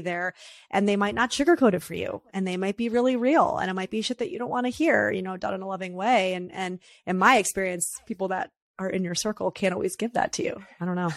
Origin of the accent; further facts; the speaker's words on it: New York, United States; me as a New Yorker therapist